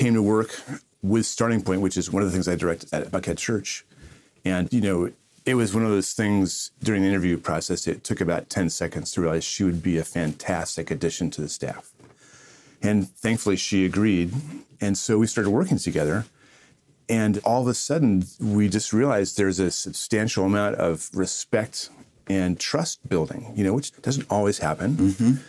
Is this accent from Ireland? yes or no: yes; Ireland; That's right. I'm Irish. We take everything personally.